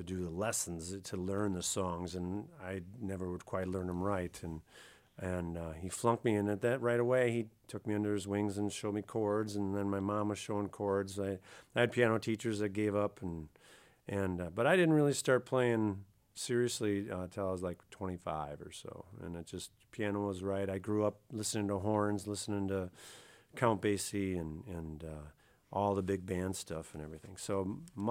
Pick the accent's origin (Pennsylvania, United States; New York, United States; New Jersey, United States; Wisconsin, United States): Wisconsin, United States; New Glarus; I'm from New Glarus